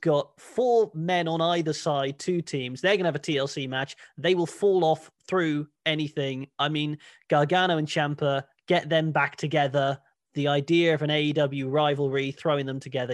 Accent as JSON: {"language": "English", "area": "Cornwall", "region": "South West England", "country": "United Kingdom", "tie": "born or raised there"}